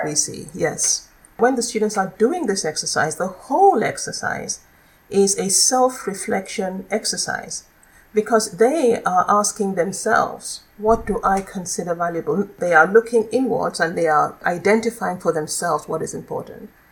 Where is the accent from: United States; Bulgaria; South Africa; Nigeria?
Nigeria; now in Netherlands; I'm originally from Nigeria